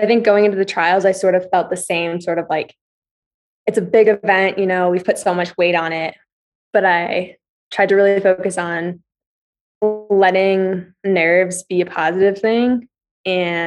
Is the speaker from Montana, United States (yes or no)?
yes; Billings, Montana, United States; moved away as an adult; also born or lived in New York / Indiana; now in Flagstaff, United States; I'm from Montana, like a small place